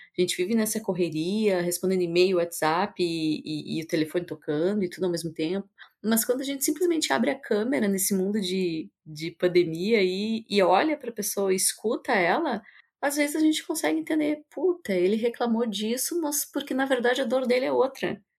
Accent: South Region, Brazil; also born or lived in São Paulo; onde eu nasci e cresci, eu sou aqui do sul do Brasil

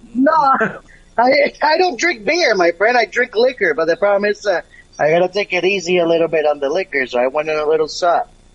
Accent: Puerto Rico; moved away; I was born in Puerto Rico

